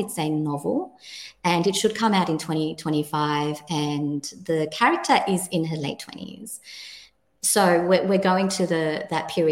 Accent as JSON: {"language": "English", "town": "Sydney", "region": "New South Wales", "country": "Australia", "tie": "born or raised there", "moved": "as an adult", "lives_now": "New Zealand", "said": "I feel that I am Australian, and now I'm a New Zealander"}